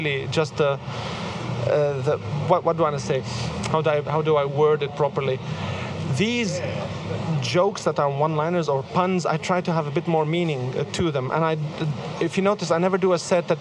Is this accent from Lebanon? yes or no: yes; Lebanon; first language Arabic; English is a second language; now in Sydney, Australia; I was born in Lebanon, I speak Lebanese. We learn Arabic, English